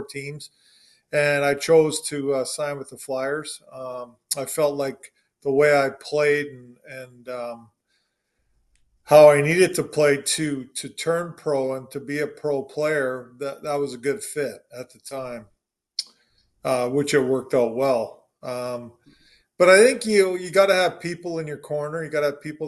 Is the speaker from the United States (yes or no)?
no; Canada; born or raised there; also born or lived in Williams Lake, British Columbia